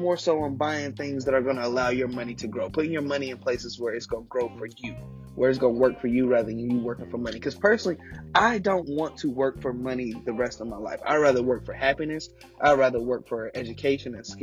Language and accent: English; United States; being an American